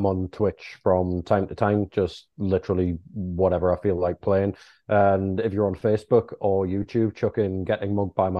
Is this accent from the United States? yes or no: no; the Northeast, North East England, United Kingdom; We're all from the Northeast